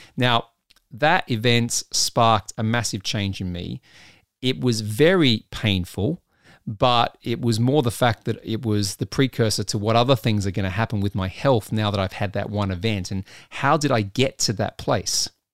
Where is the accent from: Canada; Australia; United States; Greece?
Australia; Adelaide, South Australia; moved away; my hometown of Adelaide, South Australia